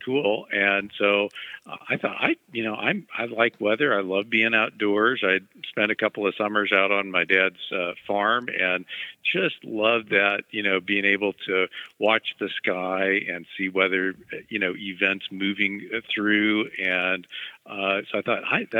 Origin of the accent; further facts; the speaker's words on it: Mexico, Missouri, United States; I grew up in Mexico, Missouri